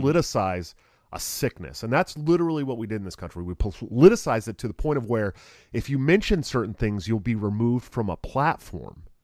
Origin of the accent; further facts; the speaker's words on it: California, United States; moved away; I'm also a Californian